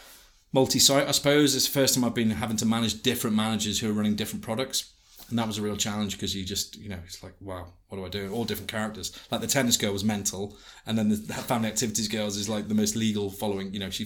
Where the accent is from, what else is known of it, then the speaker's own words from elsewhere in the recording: Liverpool, North West England, United Kingdom; I said, Liverpool.